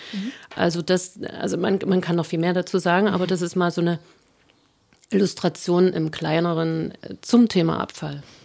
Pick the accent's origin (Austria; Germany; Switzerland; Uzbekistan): Germany; Jena, Thuringia; Ich bin in Jena Kernbergen aufgewachsen